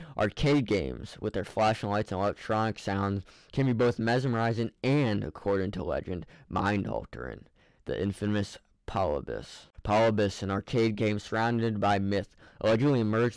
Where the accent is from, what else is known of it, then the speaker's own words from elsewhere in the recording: Ohio, United States; Ohio, my hometown